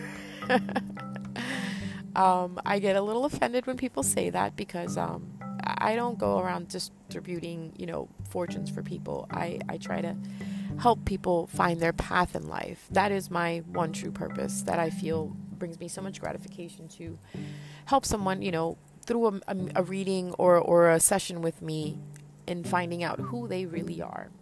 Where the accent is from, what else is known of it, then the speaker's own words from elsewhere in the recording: Punjab, Pakistan; I am from Pakistan. I'm Punjabi